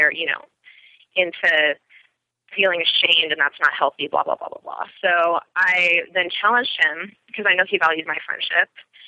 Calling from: Portland, Oregon, United States; I'm calling from Portland, Oregon.

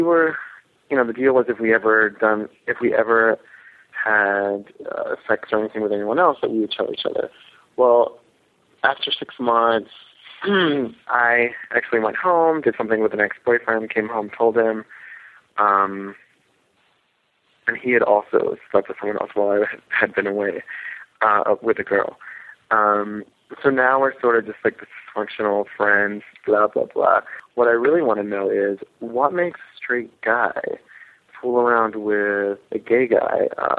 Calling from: New York City, New York, United States; I'm calling from New York City. I am almost 30

